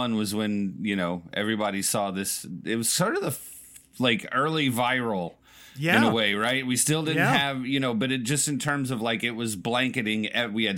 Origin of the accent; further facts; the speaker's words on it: Kansas, United States; growing up in Kansas, you get pretty thick skin with tornadoes